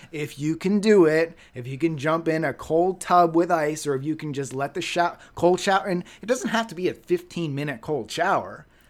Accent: Halifax, Nova Scotia, Canada; moved away; my old, my old stomping grounds in Halifax

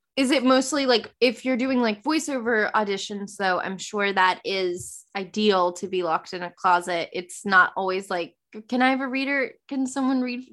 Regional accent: the South, United States; accent: Southern; my Southern accent

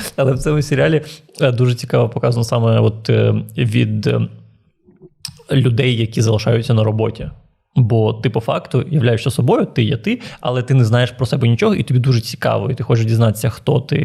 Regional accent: Transnistria, Moldova; now in Ukraine; місто в Придністров'ї, в якому я жив

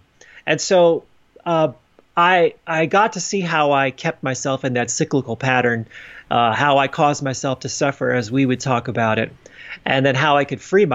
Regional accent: New Jersey, United States; moved away; I knew that I wanted to go back to my hometown in New Jersey to spend some time with my family

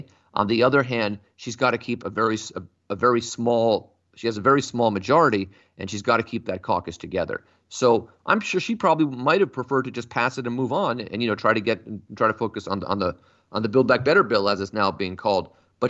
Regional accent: the Bay Area, California, United States; I'm from the Bay Area.

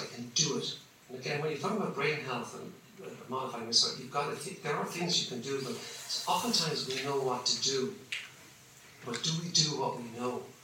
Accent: Limerick, Munster, Ireland; moved away as an adult; also born or lived in United States; now in Dublin, Ireland; I'm from Limerick

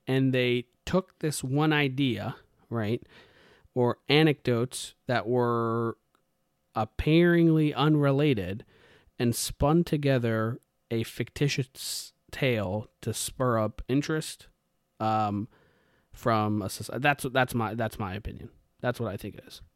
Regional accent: India; I'm Indian, right? I was raised in a, a, you know, a particular way

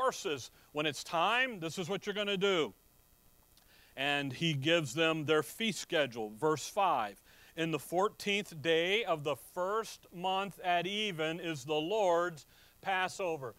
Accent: Chicago, Illinois, United States; where I'm from, and when I was growing up in Chicago

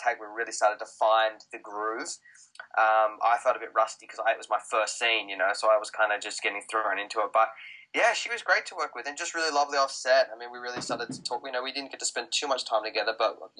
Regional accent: Australia; accent: Australian; moved away

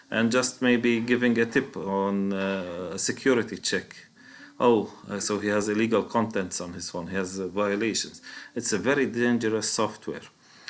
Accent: Palestine; For me as a Palestinian, being a Palestinian precedes everything.

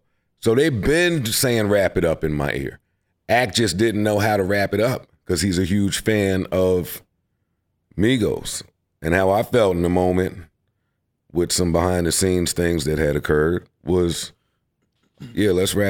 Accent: Queens, New York, United States; also born or lived in Harlem; Moved to Queens, St. Albans.

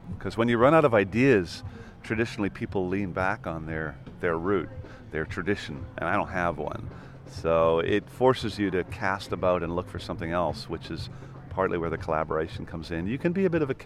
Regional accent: Ireland; also born or lived in Vancouver, Canada; I moved to Ireland. But at that point, I was, you know, I moved there when I was six

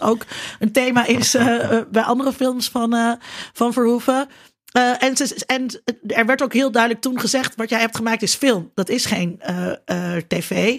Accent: Netherlands; als Nederlanders

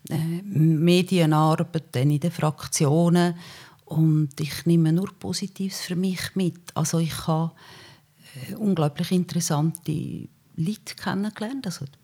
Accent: Uri, Switzerland; Der Kanton Uri ist meine Heimat, der kann mich nicht enttäuschen.

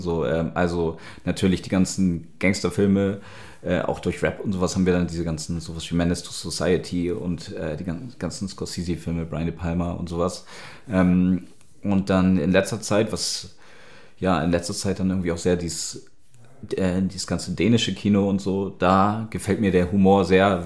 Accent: Hamburg, Germany; born or raised there; moved away as an adult; now in Berlin, Germany

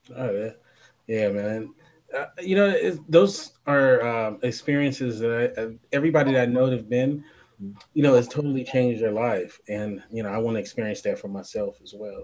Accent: Los Angeles, California, United States; we're both from Los Angeles

